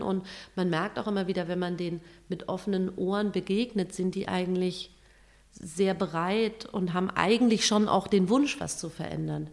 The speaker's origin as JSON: {"language": "German", "country": "Germany", "said": "bei uns in Deutschland"}